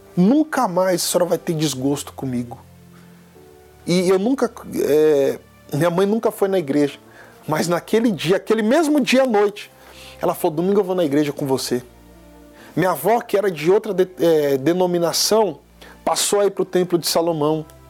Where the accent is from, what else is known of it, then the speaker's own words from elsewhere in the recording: São Paulo, Brazil; Eu tenho 29 anos, sou natural de São Paulo